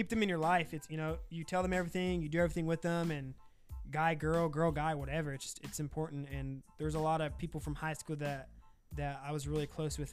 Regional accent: Fresno, California, United States; moved away as an adult; now in San Luis Obispo County, United States; I'm from Fresno

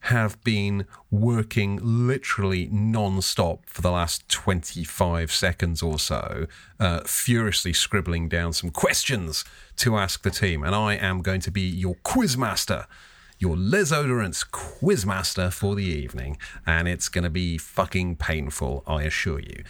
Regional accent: Lancaster, North West England, United Kingdom; I grew up in Lancaster in the north

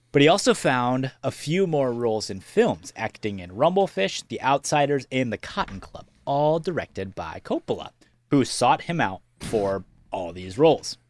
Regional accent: Iowa, United States; we are from Iowa

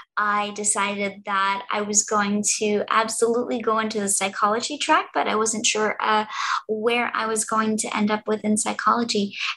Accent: East Coast, United States; I was born and raised all along the East Coast.

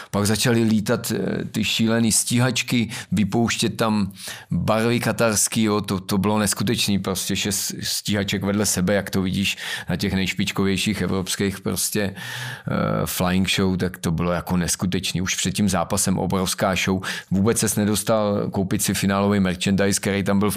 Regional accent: Bohemia, Czechia; Že je to vyřešený tím, že jsem vlastně já z Čech přijel.

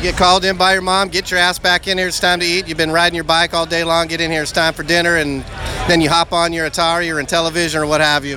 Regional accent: LA County, California, United States; I'm also an LA County native.

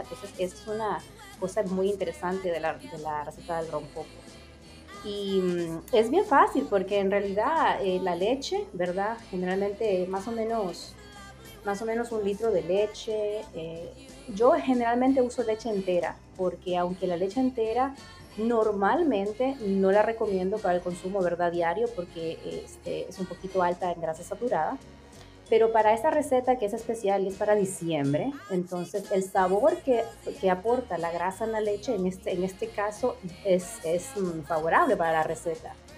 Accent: La Lima, Cortés, Honduras; moved away as an adult; now in New York, United States; yo nací en La Lima y me crié en La Lima

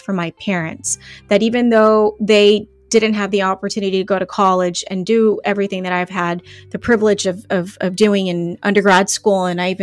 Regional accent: McAllen, Texas, United States; also born or lived in Laredo, Texas; I was born in Laredo, Texas, but I was raised here in McAllen

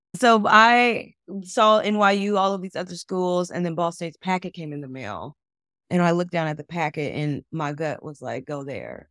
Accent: Chicago, Illinois, United States; I'm from Chicago

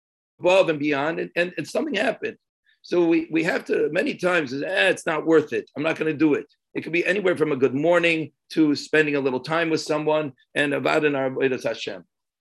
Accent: San Antonio, Texas, United States; I'm from San Antonio

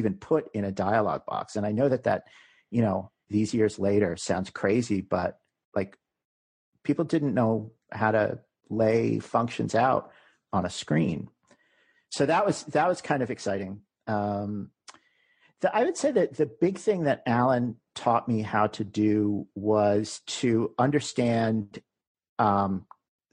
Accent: New York City, New York, United States; We're both from New York. We decided we wanted to move back to New York City.

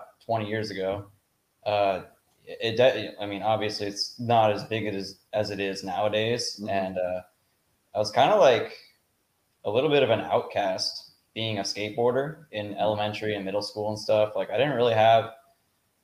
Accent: Denville, New Jersey, United States; I'm from Denville, New Jersey

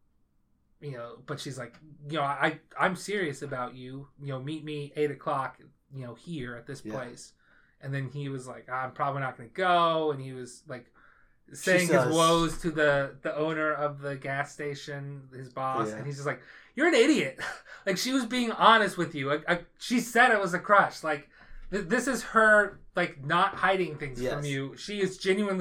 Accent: Effingham, Illinois, United States; we are from Ham City

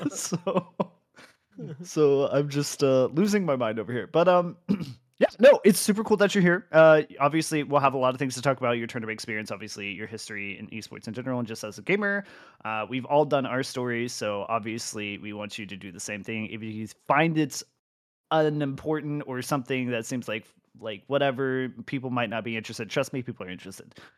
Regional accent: United States; As an American

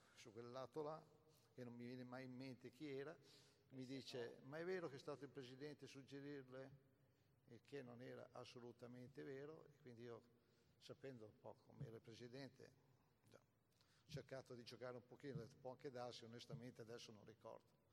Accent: Cesenatico, Emilia-Romagna, Italy; sono tornato sempre con mia moglie a Cesenatico perché il giorno successivo avevo l'appuntamento con tutti i giornalisti di calcio che venivano a Cesenatico, al mio paese

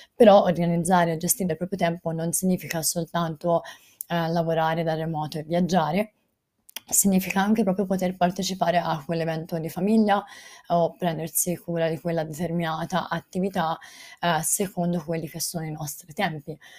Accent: Volterra, Tuscany, Italy; io sono di Volterra, Volterra è un paese Uh, piccolo, cioè la eh, chiamano città, ma è un paese eh, piccolo eh, in provincia di Pisa

